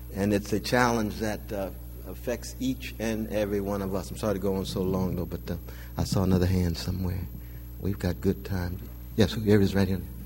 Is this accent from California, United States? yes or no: yes; Sacramento, California, United States; I grew up in California, and so the black community was right in one corner, the brown was in the next